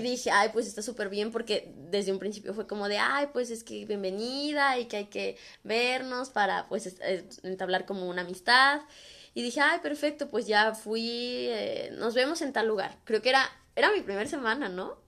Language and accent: Spanish; Guadalajara, Jalisco, Mexico; moved away as an adult; now in Canada; los latinos o así como mexicanos